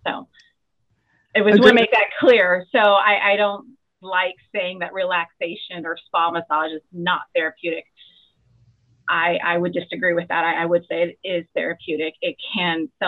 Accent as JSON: {"language": "English", "region": "California", "country": "United States", "tie": "born or raised there", "moved": "yes", "lives_now": "North Carolina, United States", "said": "I am from California. I grew up in California. I live in North Carolina"}